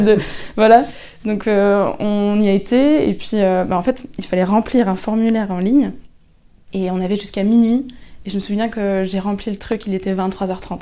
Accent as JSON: {"language": "French", "town": "Lannion", "region": "Brittany", "country": "France", "said": "je suis originaire de Lannion"}